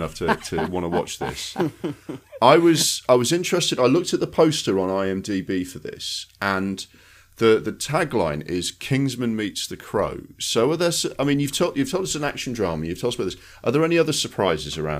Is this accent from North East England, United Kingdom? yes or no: yes; Sunderland, North East England, United Kingdom; I'm from Sunderland